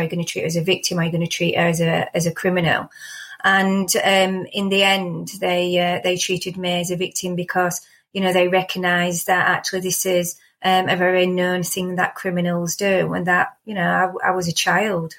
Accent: Rotherham, Yorkshire and the Humber, United Kingdom; I grew up in Rotherham, um, about two and a half miles from town centre

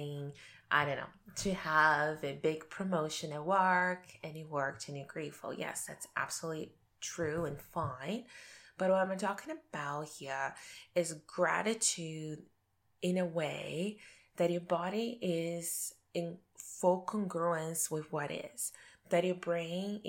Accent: Brazil; moved away as an adult; now in Canada

